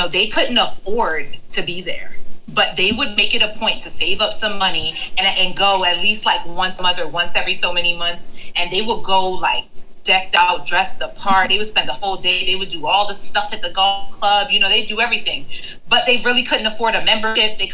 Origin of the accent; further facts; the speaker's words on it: New York, United States; moved away as an adult; now in Ohio, United States; I'm from New York